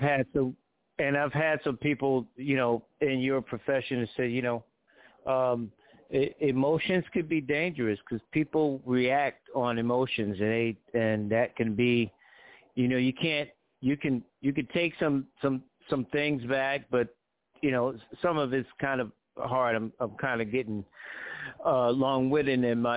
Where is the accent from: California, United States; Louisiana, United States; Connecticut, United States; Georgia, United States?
Connecticut, United States; I'm from Connecticut.